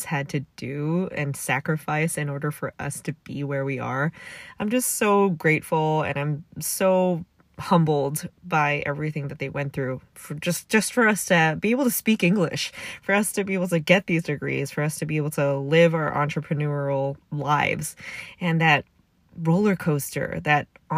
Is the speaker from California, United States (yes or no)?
yes; San Marino, California, United States; it's a mighty small town in the San Gabriel Valley. And I also grew up there